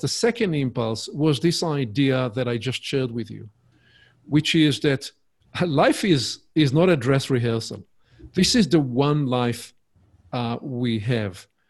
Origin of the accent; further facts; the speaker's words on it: Israel; accent: Hebrewish; English is a second language; my Hebrewish accent, uh, my charming accent.